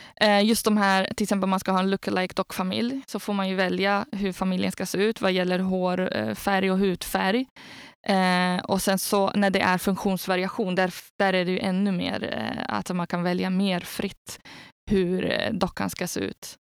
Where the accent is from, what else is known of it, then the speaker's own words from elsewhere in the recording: Algeria; now in Sweden; jag har själv jag har vuxit upp i Algeriet